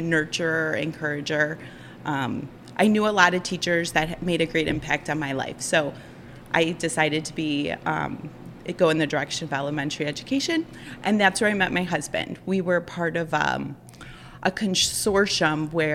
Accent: Chardon, Ohio, United States; I've lived in Chardon my whole life. I'm a townie, you could say. I grew up here.

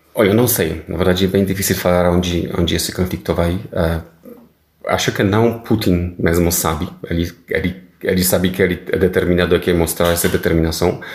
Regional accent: Poland; Portuguese is a second language; moved away as an adult; now in Brazil; eu sou polonês, nascido na Polônia, é, em anos uh, é, 70, mas estou vivendo agora no, no Brasil.

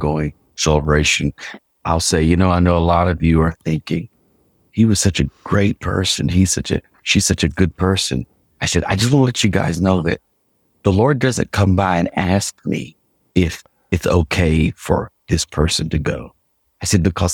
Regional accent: Tennessee, United States; moved away as an adult; now in Norfolk, United States; I'm a kid from Tennessee

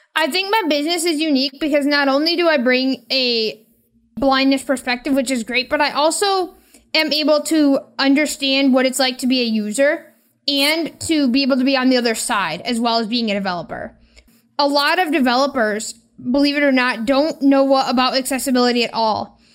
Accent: Michigan, United States; I am from Michigan.

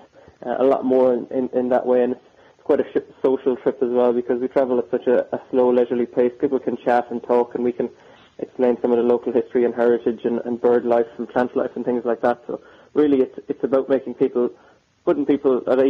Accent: Killaloe, Munster, Ireland; my hometown of Killaloe in County Clare

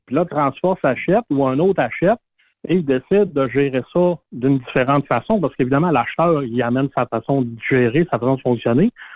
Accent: Saguenay, Quebec, Canada; moved away; Ma famille, moi, sont toutes au Saguenay, ma mère habite la maison de mon enfance encore

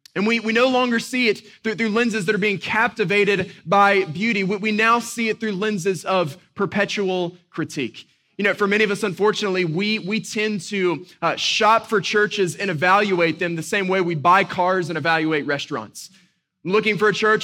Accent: Boone, North Carolina, United States; growing up in Western North Carolina, a little town called Boone, I grew up just a few minutes uh, from the Blue Ridge Parkway

